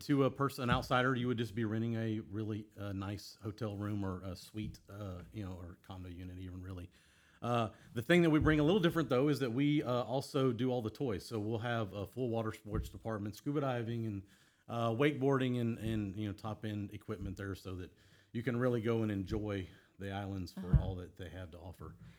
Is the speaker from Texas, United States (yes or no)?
yes; Houston, Texas, United States; I grew up here in Houston.